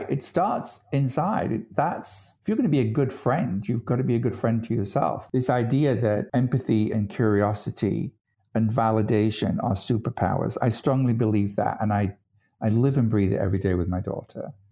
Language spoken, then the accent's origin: English; United Kingdom; I'm British.